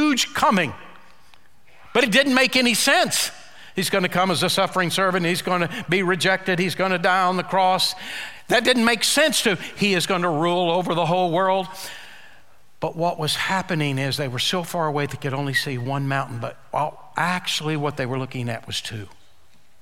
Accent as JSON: {"language": "English", "country": "United States", "tie": "born or raised there", "said": "I've been born and raised in Oklahoma, Texas."}